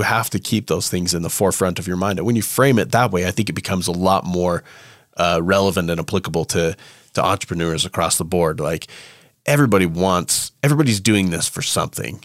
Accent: United States; I'm an American

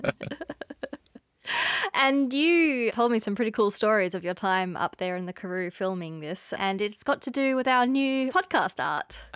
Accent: Australia; accent: Australian; moved away as an adult; now in Cape Town, South Africa; as you can hear from my accent, I'm from Australia originally. And I moved to Cape Town, uh, in two thousand and eighteen

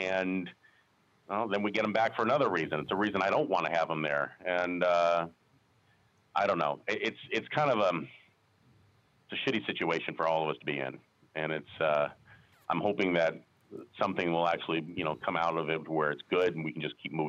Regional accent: Las Vegas, Nevada, United States; I was born and raised here in Las Vegas. I'm one of the few natives you'll ever meet over the age of 25

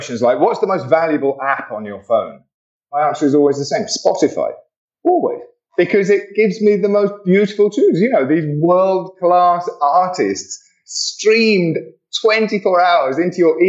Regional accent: England, United Kingdom; Being an Englishman

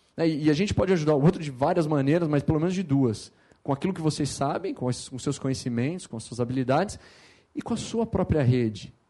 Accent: Campinas, São Paulo, Brazil; eu sou nascido em São Paulo, mas morei minha vida inteira em Campinas

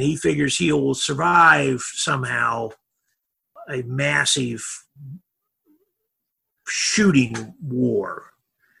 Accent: Indianapolis, Indiana, United States; moved away as an adult; also born or lived in Lisbon / Athens / New Zealand / Moscow; I'm a hick from Indiana. I grew up in Indianapolis.

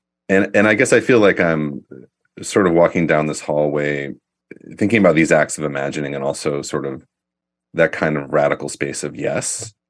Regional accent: Appalachian Ohio, United States; I'm from Appalachian, Ohio, and like the visual culture in a lot of sort of non-urban places, particularly the ones I'm from in Appalachia, is murals.

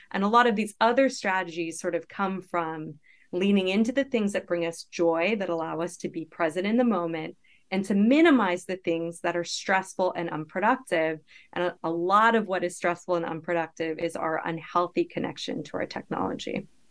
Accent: Canada; moved away as an adult; now in United States; I had just graduated from, with my P H D from the University of British Columbia in Canada where I grew up.

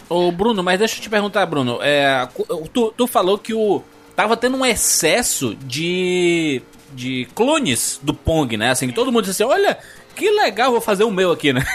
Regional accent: Fortaleza, Ceará, Brazil; eu sou, eu sou de Fortaleza

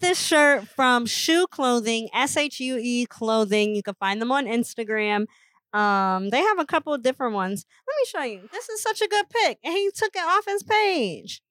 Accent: Indiana, United States; growing up in Indiana

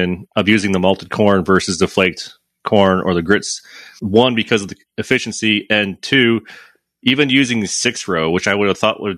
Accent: Michigan, United States; now in St. Louis, United States; I grew up in Michigan too

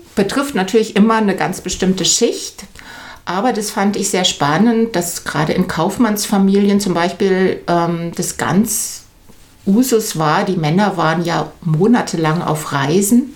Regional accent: Germany; moved away as an adult; now in Munich, Germany; Ich bin aufgewachsen im Rheintal, bin dann zum Studium nach München

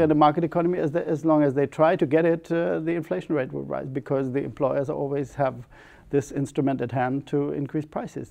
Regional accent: near Ramstein / Baumholder region, Rhineland-Palatinate, Germany; English is a second language; Ramstein is 30 kilometers from my hometown

